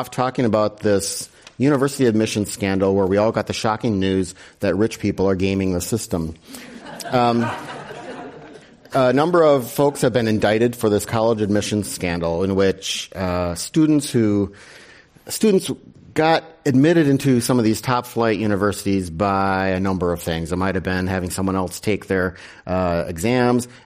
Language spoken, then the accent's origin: English; Wisconsin, United States; I'm from Wisconsin.